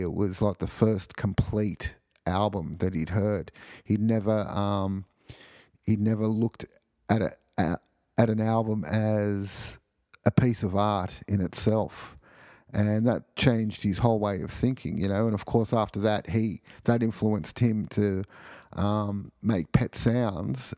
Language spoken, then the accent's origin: English; Sydney, New South Wales, Australia; I grew up in Sydney, Australia